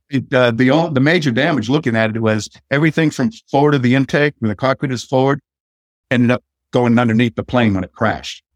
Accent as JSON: {"language": "English", "area": "next door to Cohasset", "region": "Massachusetts", "country": "United States", "tie": "born or raised there", "moved": "yes", "said": "my hometown is right next door to Cohasset."}